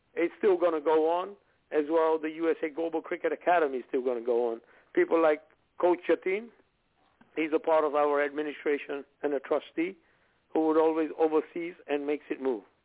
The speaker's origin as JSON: {"language": "English", "country": "India", "moved": "yes", "lives_now": "United States", "said": "being an Indian"}